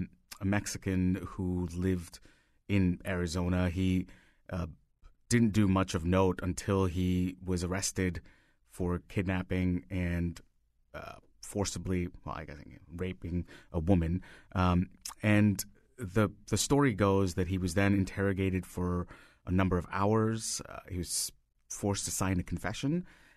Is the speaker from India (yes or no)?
yes; India; moved away as an adult; now in United States; So I grew up in India and I moved here 16 years ago.